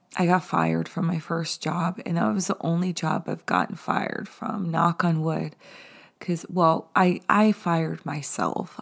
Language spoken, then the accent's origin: English; the Hamptons, New York, United States; I grew up in the Hamptons.